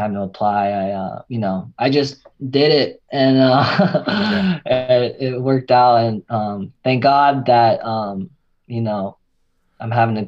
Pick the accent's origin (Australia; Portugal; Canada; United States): United States; Bay Area, California; moved away as an adult; now in Los Angeles, United States; I'm originally from the Bay Area. Came down here for USC